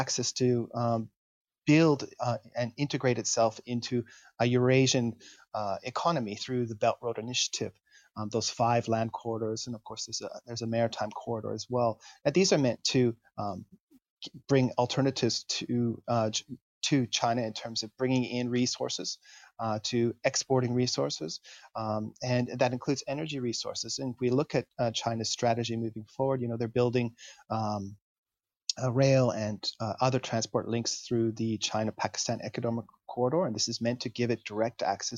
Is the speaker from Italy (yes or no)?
no; Canada; now in Japan; my home country, Canada